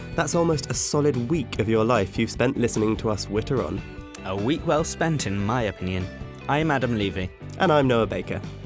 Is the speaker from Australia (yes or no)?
no; United Kingdom; as a Brit